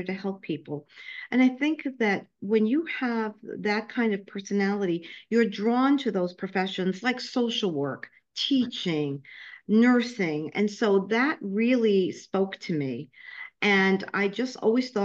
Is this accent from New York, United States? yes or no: yes; New York City, New York, United States; accent: New York; also born or lived in Florida / Ohio / Nebraska; now in Tampa, United States; I was born and raised in Brooklyn, New York, so I'm sure you can hear my New York accent. However, I've been in Florida for the last 12 years.